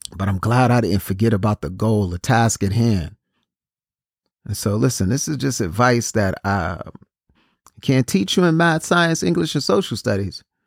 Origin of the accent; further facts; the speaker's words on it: New York City, New York, United States; I'm originally from Brooklyn, New York